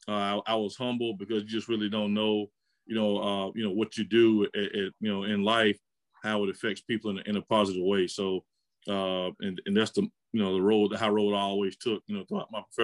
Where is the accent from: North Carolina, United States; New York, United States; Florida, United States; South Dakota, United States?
Florida, United States; Pensacola; I had a great experience growing up in Pensacola